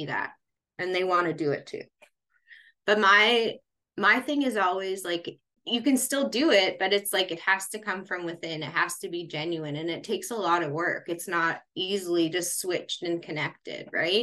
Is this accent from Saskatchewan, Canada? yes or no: yes; Regina, Saskatchewan, Canada; moved away as an adult; I grew up in Regina, which is, heavily Indigenous